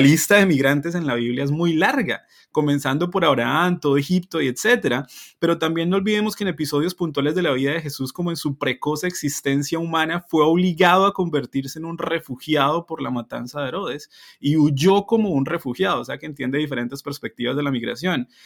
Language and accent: Spanish; Colombia; now in Canada; yo puedo ser un muy buen colombiano aquí cuando represento bien a mi país